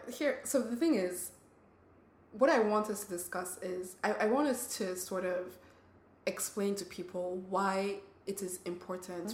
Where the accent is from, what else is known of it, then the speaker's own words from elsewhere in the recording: Nigeria; now in United States; I grew up in Nigeria.